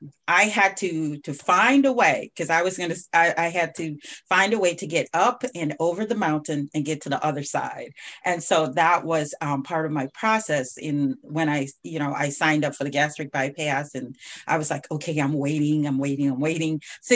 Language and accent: English; Jamaica; now in United States; I came from Jamaica and then I was here and I started experiencing a whole nother life.